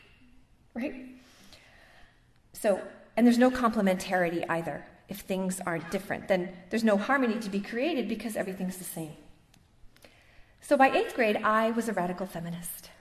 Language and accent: English; Boston, Massachusetts, United States; moved away; also born or lived in Toronto, Canada; I'm originally from Boston, Massachusetts, land of philosophical weirdos. I grew up in a Catholic family